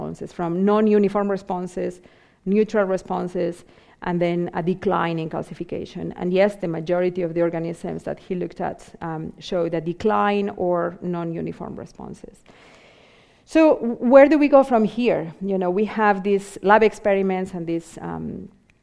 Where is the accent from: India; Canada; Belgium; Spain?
Spain; Vigo, Galicia; moved away; also born or lived in Southampton; my hometown in Vigo in Spain